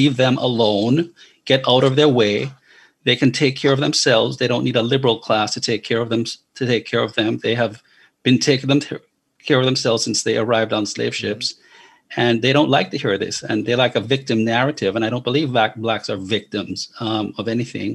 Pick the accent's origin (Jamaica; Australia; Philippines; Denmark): Jamaica; moved away as an adult; now in United States; I was born and raised in Jamaica, came to America when I was 20 years old